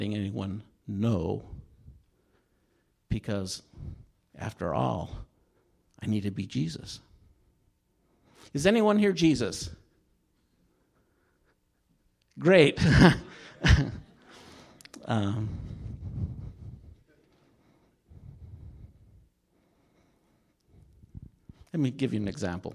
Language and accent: English; Utah, United States; I grew up in Utah, in a little coal mining town in the center part of the state